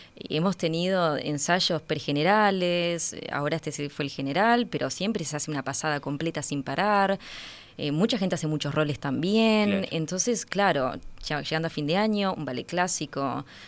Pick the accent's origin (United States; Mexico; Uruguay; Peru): Uruguay; moved away; estoy de vuelta en mi país